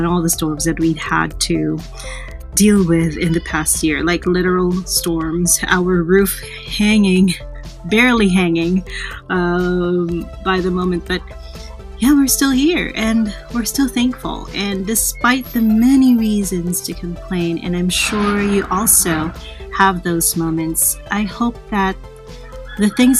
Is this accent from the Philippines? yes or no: yes; Calabarzon, Philippines; I'm from the Philippines, and I'm from that area where ever since the start of January 2020, it's been really challenging. Like, we're near the Taal volcano